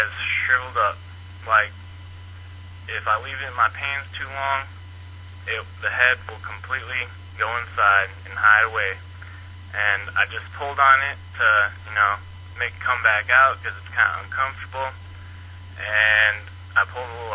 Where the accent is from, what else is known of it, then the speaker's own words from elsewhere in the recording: St. Louis, Missouri, United States; I'm from St. Louis